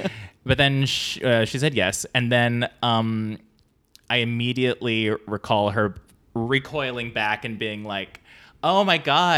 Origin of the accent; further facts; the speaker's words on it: San Diego, California, United States; San Diego.